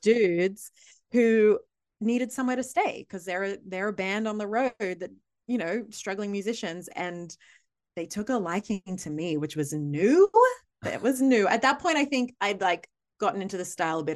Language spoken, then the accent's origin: English; Australia; accent: Australian